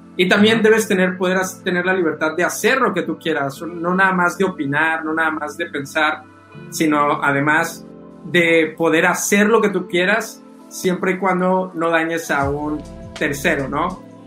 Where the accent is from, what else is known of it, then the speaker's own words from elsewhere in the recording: Mexico; como mexicanos